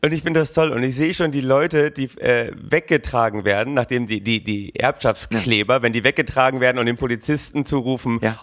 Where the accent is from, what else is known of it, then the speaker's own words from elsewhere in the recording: Oldenburg, Lower Saxony, Germany; gebürtiger Oldenburger